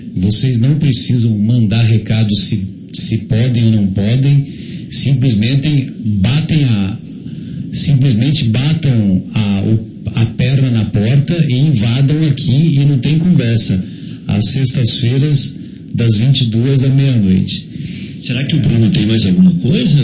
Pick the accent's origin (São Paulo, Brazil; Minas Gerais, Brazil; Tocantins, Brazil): São Paulo, Brazil; São José do Rio Pardo; lá na minha cidade, São José do Rio Pardo